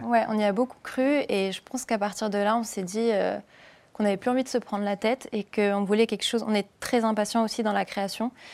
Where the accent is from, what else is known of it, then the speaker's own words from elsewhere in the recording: Cannes, Provence-Alpes-Côte d'Azur, France; je viens de Cannes